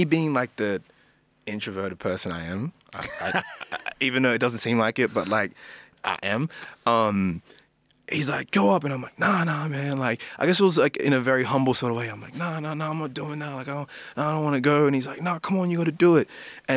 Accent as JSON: {"language": "English", "town": "Sydney", "region": "New South Wales", "country": "Australia", "tie": "born or raised there", "also_born_or_lived": "New Zealand / Ghana (ancestry)", "said": "From New Zealand, we actually came to Parra. So I grew up. So kind of grew up most of my life there. Then like Glenwood, Blacktown is like the area that I was always in."}